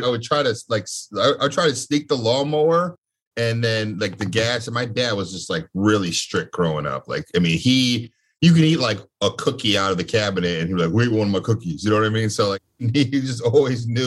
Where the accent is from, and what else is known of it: Connecticut, United States; born or raised there